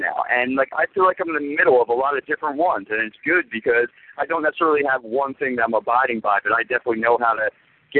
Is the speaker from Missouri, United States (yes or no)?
no; Philadelphia, Pennsylvania, United States; I'm from Philadelphia originally